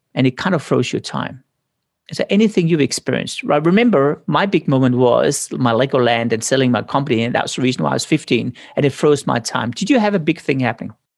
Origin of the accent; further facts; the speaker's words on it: Denmark; moved away; I came from Denmark, ninety-nine point nine percent are Protestants